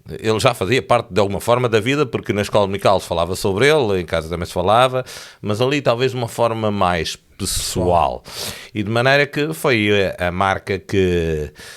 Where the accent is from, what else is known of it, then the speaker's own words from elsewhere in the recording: Tomar, Centro, Portugal; moved away as an adult; also born or lived in Feijó; now in Lisbon, Portugal; Eu nasci em Tomar